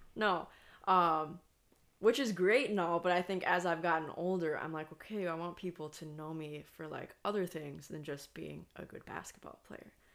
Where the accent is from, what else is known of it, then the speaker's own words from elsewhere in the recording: United States; also born or lived in Iceland; me as the American